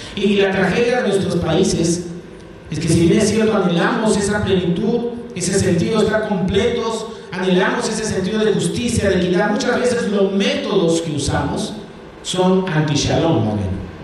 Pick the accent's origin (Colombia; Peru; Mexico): Peru; nosotros, que somos peruanos y de paso nos sentimos orgullosos de serlo